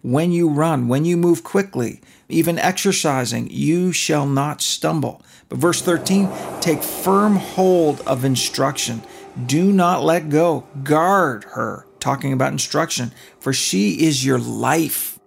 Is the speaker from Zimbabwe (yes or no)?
no; Canada; moved away; When I was a kid, we were allowed to watch hockey night in Canada. I'm Canadian